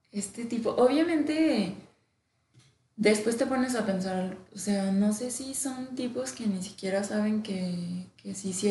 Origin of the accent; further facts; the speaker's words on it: Mexico; Estamos tan acostumbrados al humor negro como mexicanos